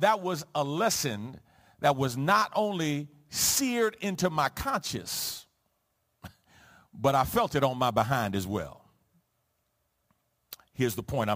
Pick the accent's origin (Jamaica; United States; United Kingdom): United States; New York City, New York; growing up in the Jacob Riis housing projects on the Lower East Side of Manhattan